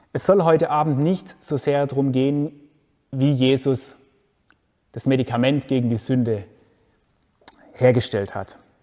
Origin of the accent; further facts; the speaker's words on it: Germany; Bei uns in Deutschland